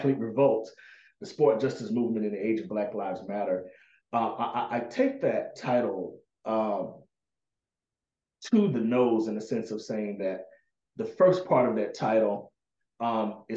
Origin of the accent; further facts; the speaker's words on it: Arkansas, United States; now in Los Angeles, United States; I'm from the South, Arkansas in particular.